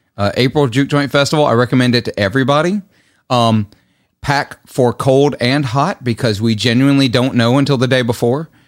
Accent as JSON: {"language": "English", "town": "Clarksdale", "region": "Mississippi", "country": "United States", "tie": "born or raised there", "said": "my hometown"}